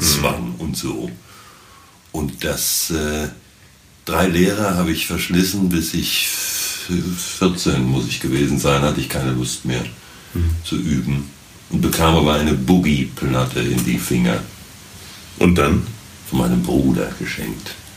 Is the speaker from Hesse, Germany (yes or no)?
yes; Wiesbaden, Hesse, Germany; ich wohnte als Kind in der Dreispitzstraße mal eine Zeit lang in Sonnenberg